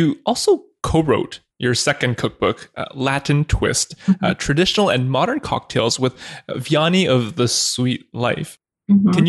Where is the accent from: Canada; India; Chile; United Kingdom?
Canada; growing up in Canada